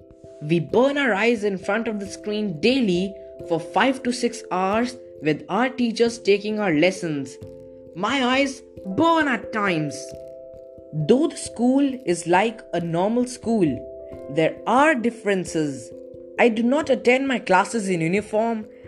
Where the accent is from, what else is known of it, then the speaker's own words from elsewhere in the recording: India; from India